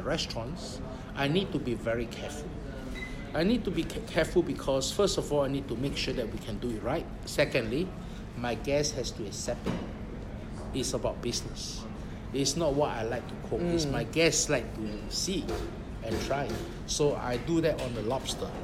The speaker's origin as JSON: {"language": "English", "country": "Singapore", "also_born_or_lived": "Shanghai, China", "moved": "as an adult", "lives_now": "China", "said": "21 years in China. And I'm from Singapore"}